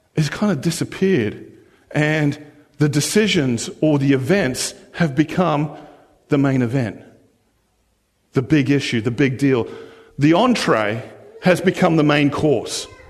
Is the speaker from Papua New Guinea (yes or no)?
no; Australia; now in New Zealand; I was born and raised in Australia, but being Australian doesn't define me